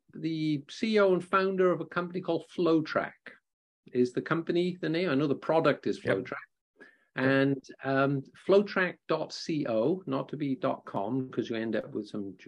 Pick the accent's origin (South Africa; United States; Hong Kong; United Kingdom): United Kingdom; Wales; I'm from Wales